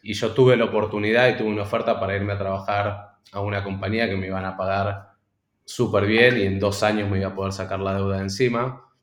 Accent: Argentina; moved away as an adult; also born or lived in Boston; soy argentino

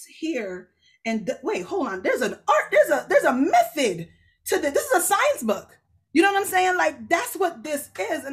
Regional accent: Jamaica; I'm Jamaican. So the church I go to is Jamaican

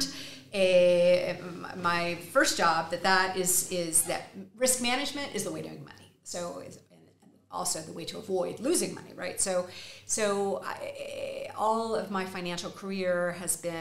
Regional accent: Texas, United States; accent: Texas; moved away as an adult; also born or lived in New York; now in Madrid, Spain; With a Texas accent

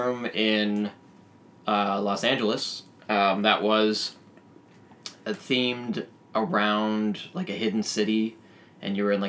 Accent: Toronto, Ontario, Canada; I'm from Toronto.

